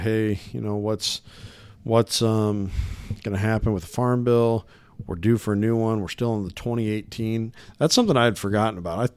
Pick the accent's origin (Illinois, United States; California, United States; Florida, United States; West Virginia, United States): Illinois, United States; Illinois side, United States; also born or lived in Davenport, Iowa; I grew up nearby in the Quad City area. but on the Illinois side of the river.